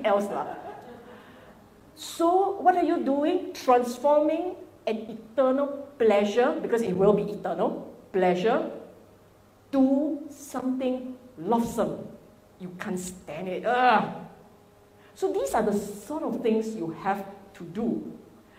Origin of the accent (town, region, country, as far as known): Singapore